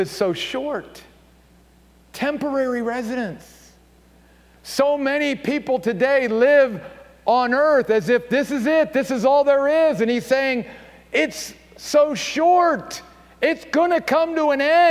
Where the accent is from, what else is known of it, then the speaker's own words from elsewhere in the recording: Maryland, United States; moved away as an adult; also born or lived in upstate New York; my home state of Maryland